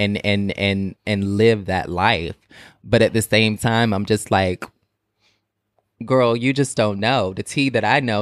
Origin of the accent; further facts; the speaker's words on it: Portsmouth, Virginia, United States; I'm from Portsmouth, Virginia, and Portsmouth is, like, really, really small